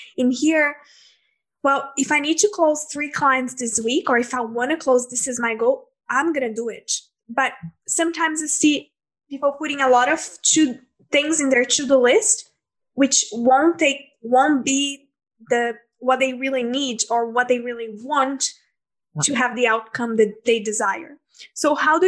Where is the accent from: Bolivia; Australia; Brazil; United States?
Brazil; moved away as an adult; also born or lived in New Zealand; I'm from Brazil